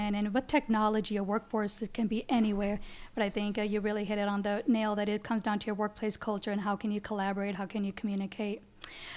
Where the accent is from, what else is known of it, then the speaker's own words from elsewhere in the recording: United States; Growing up in the Quad Cities